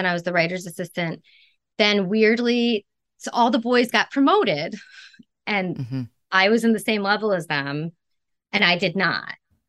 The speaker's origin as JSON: {"language": "English", "country": "Canada", "tie": "born there", "said": "I went to Toronto because I was born in Canada."}